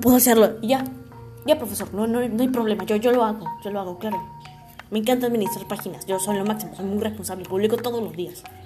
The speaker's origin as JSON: {"language": "Spanish", "country": "Peru", "said": "Así somos, los peruanos"}